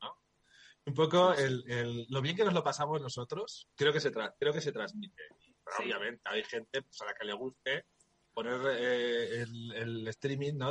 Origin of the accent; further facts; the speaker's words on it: Logroño, La Rioja, Spain; moved away; tengo a Campus Promete en el corazón porque es de, donde yo nací, ¿no? Yo, los riojanos somos muy riojanos